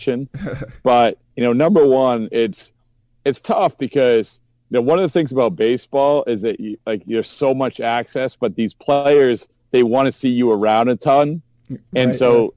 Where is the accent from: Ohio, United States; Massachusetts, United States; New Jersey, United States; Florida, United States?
Massachusetts, United States; Essex; I'm from Essex, Massachusetts